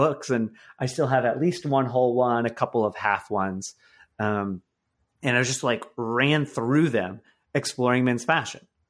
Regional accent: Michigan, United States; my life now is a complete one eighty from my life, uh, growing up in Michigan

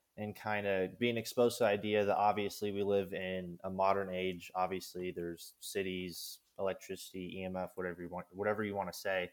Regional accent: Kansas, United States; I'm from Kansas. I grew up in Kansas.

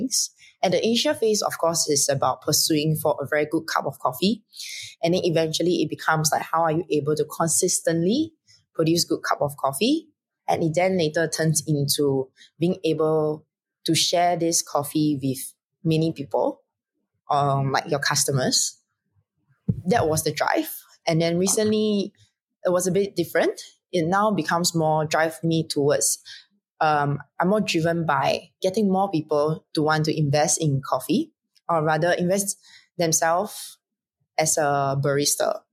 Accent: Singapore; I'm from Singapore

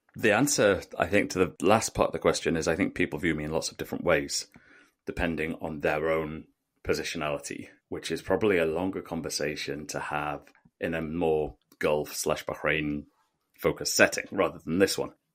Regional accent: United Kingdom; me being a British national

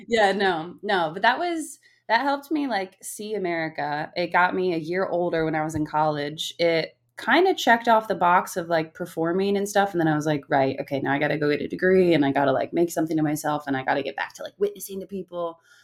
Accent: Pennsylvania, United States; moved away as an adult; also born or lived in France / New York / California; I grew up in Pennsylvania, middle of nowhere, Pennsylvania.

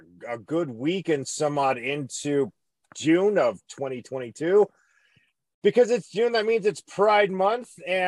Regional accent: Scotland, United Kingdom; I'm Scottish

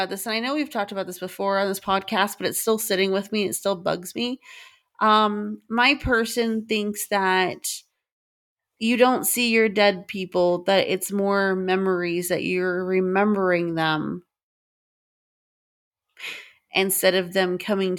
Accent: Southern United States, United States; Absolutely. I'm from the South. That's how you eat.

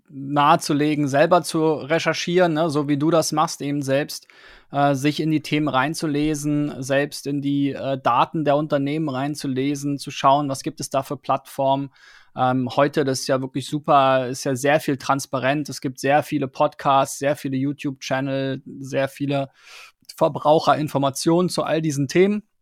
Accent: Switzerland; vielleicht ein bisschen mit einem anderen Ansatz als, als Schweizer sozusagen, der aber global denkt.

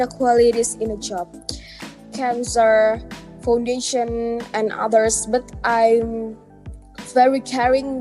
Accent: Indonesia; from Indonesia

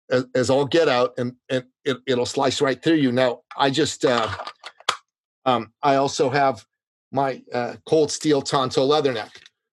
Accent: Toronto, Ontario, Canada; I did it twice, actually. Once in Los Angeles, once in my hometown of Toronto, Ontario, Canada.

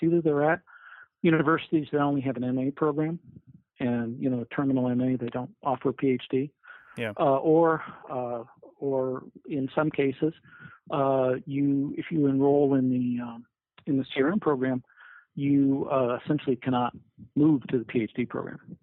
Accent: Fort Collins, Colorado, United States; also born or lived in Texas / Arizona; now in Binghamton, United States; I'm originally from the West. I'm originally from Fort Collins, Colorado.

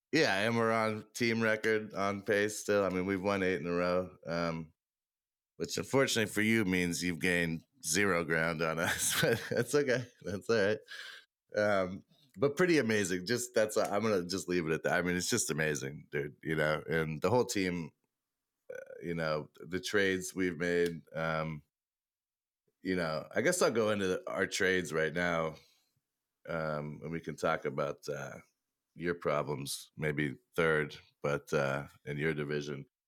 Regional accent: Boston, Massachusetts, United States; I'm from Boston

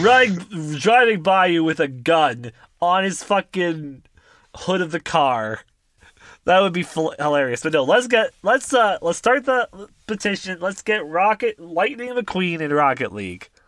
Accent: Canada; we're Canadian

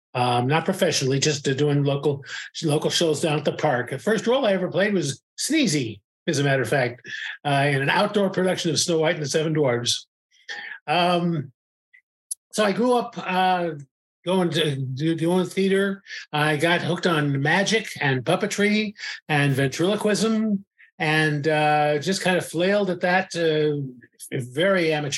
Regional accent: Los Angeles, California, United States; I was born in Los Angeles, California in 1952

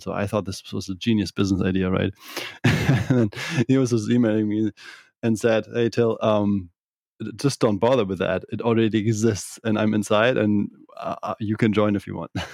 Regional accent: Kiel, Schleswig-Holstein, Germany; English is a second language; moved away as an adult; also born or lived in Bavaria; I'm from the northern part of Germany, from Kiel

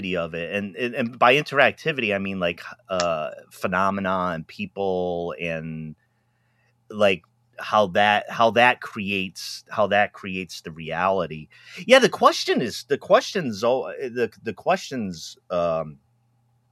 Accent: Pawtucket, Rhode Island, United States; Catholic where I grew up in Pawtucket

